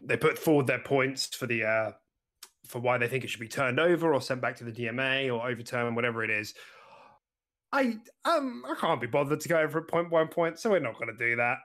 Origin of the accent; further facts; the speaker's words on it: United Kingdom; We're British